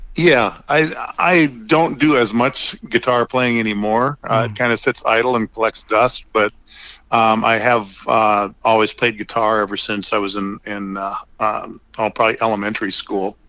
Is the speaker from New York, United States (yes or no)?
no; North Dakota, United States; moved away as an adult; now in Lincoln, United States; I grew up in North Dakota